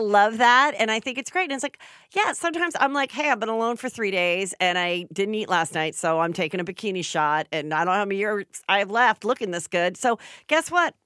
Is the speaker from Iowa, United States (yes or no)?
no; Los Angeles, California, United States; I grew up south the boulevard in Woodland Hills